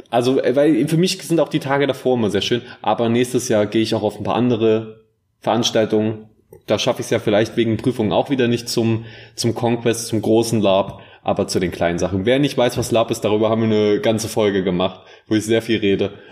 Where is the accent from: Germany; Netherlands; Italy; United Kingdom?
Germany; Bavaria; Und äh, ganz ehrlich, ich, ich komme äh, ich komm aus dem Allgäu.